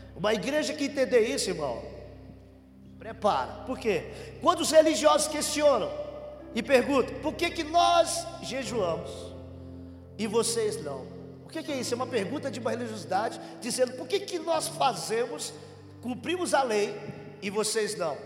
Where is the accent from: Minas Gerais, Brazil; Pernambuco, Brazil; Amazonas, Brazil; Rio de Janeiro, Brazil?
Pernambuco, Brazil; now in Paraná, Brazil; E eu sou pernambucano, vim de lá